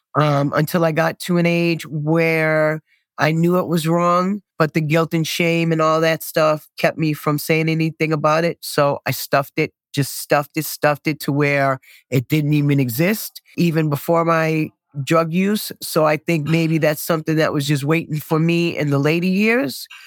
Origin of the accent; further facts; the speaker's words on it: Boston, Massachusetts, United States; I was born and raised here in Dorchester, Massachusetts